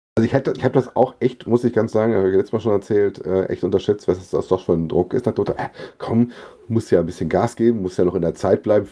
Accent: Frankfurt am Main, Hesse, Germany; als Frankfurter

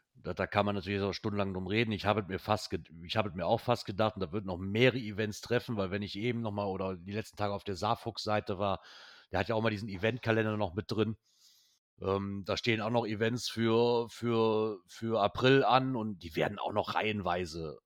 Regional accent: Germany; als Deutscher

